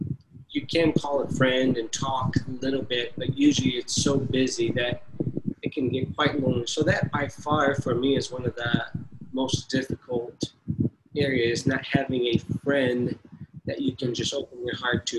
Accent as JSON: {"language": "English", "country": "Brazil", "tie": "born or raised there", "said": "I grew up in Brazil to a missionary family here"}